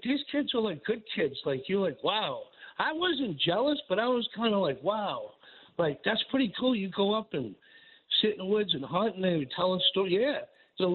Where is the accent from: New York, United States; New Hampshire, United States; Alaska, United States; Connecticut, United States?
New York, United States; Long Island; How many kids I grew up with in Long Island?